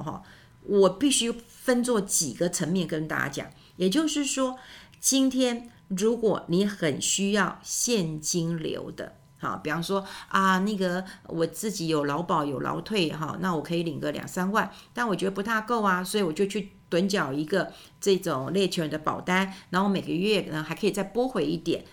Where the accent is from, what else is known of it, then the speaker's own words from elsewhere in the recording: Taiwan; 我们台湾人真的很爱我们的家人。